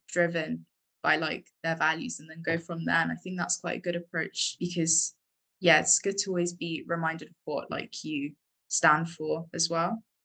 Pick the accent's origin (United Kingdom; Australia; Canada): United Kingdom; London; moved away; I am from London originally